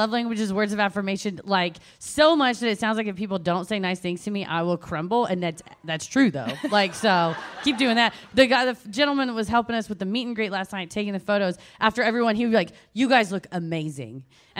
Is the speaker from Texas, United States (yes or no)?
yes; Dallas, Texas, United States; Anytime you're like, I'm from Dallas, someone's like, I used to live there.